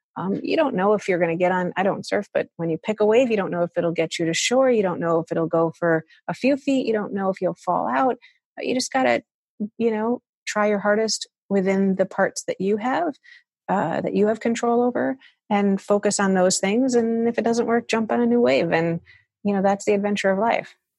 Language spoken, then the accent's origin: English; Chicago, Illinois, United States; I was brought up in Chicago